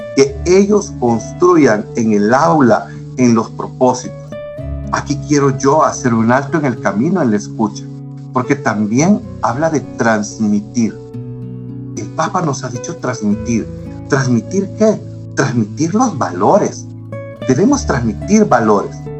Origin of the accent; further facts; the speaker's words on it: El Salvador; a nombre de cada una de las escuelas y colegios de nuestro pulgarcito